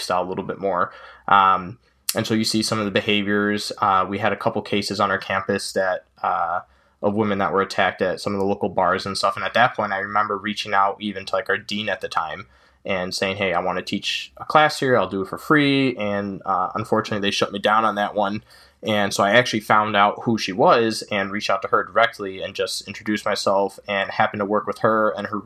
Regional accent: Chicago suburbs, Illinois, United States; I'm from the Chicago suburbs.

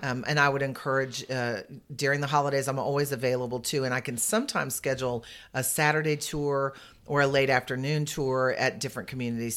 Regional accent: San Antonio, Texas, United States; I'm from San Antonio, and I've been in senior living

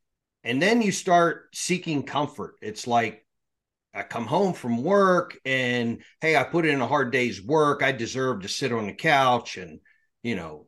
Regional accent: Pennsylvania, United States; So I grew up in South Central Pennsylvania. I grew up on a little farm.

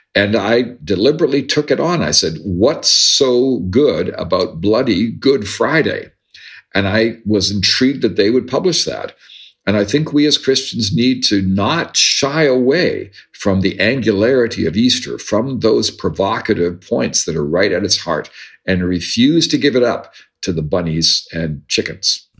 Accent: Ontario, Canada; moved away as an adult; also born or lived in United States; I grew up in Ontario in the 60s and 70s and spent the 80s in the United States and came back to Canada in the 90s

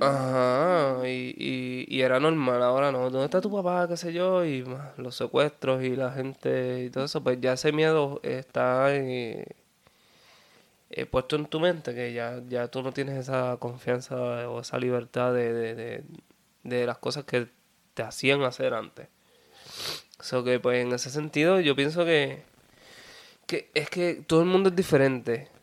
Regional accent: Peñuelas, Puerto Rico; also born or lived in Ponce; soy de Peñuelas, para seguir, soy de Peñuelas. Y sí, del sur de Puerto Rico

